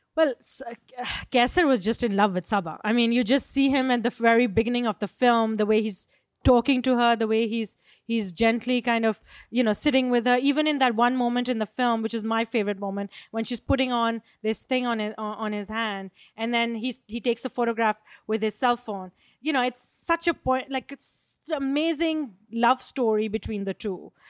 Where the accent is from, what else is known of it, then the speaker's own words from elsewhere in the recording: Pakistan; I come from Pakistan